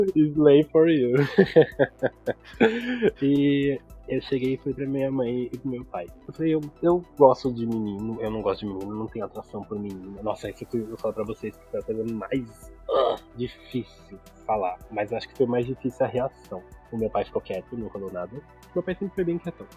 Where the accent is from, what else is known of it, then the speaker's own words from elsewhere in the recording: São Paulo, Brazil; eu nasci aqui em São Paulo, tenho 26 anos